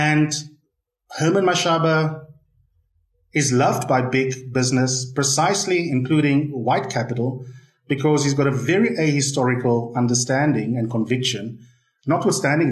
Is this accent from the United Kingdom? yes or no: no; South Africa; as a South African, as an analyst